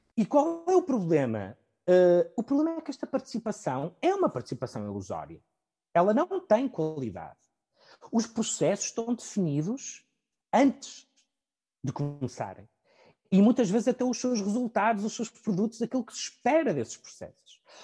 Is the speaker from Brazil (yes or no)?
no; Portugal; pelo nosso percurso enquanto portugueses